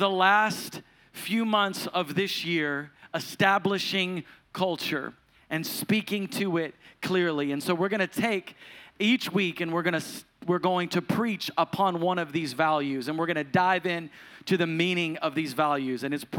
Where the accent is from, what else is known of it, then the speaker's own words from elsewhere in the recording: the South, United States; I grew up in the Pentecostal church, and this is the South, so it's the Pentecostal church.